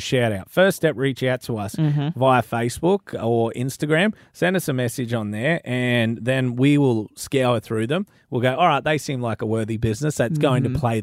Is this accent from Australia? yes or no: yes; North Queensland, Australia; I'm from North Queensland